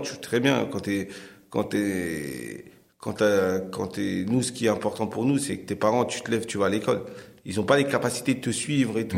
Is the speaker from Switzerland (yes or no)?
no; Cergy, Île-de-France, France; Moi, je viens de la ville de Sergy, dans un quartier qui s'appelle la Croix-Petit, mmh. où j'ai grandi